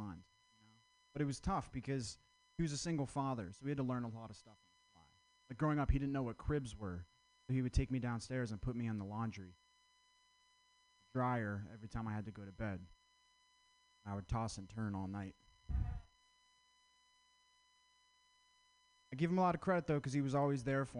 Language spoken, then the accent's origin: English; Vermont, United States; I'm from Vermont